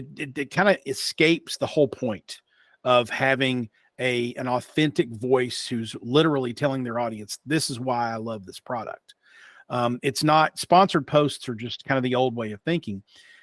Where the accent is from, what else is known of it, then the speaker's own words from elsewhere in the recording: Logan, West Virginia, United States; accent: a little bit of twang; also born or lived in Pikeville, Kentucky; I'm a hillbilly, bona fide hillbilly, born and raised in Logan, West Virginia and Pikeville, Kentucky, which are the respective homes of the Hatfields and McCoys. but I worked in radio. So I don't sound necessarily like I'm from Eastern Kentucky.